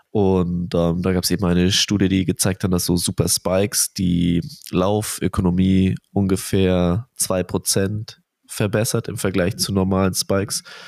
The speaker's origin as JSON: {"language": "German", "region": "Bavaria", "country": "Germany", "said": "für mich als Bayer hier"}